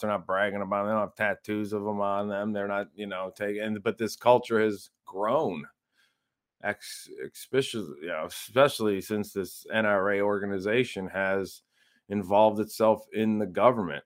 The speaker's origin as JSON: {"language": "English", "region": "Northern Ohio", "country": "United States", "moved": "yes", "said": "I'm from Northern Ohio"}